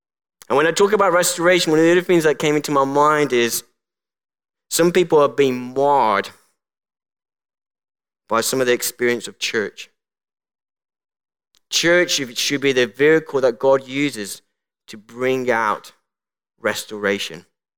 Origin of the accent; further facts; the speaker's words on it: Colombia; born there; I was called Colombia. And for those who don't know, I was born in the Republic of Colombia.